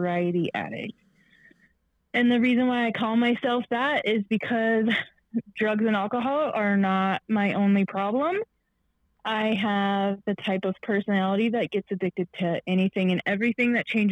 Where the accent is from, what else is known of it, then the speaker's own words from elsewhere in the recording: Michigan, United States; I was born on July 11th, 1987 in the beautiful state of Michigan. My mother was in high school when she had me. And so I was basically raised by my grandma and grandpa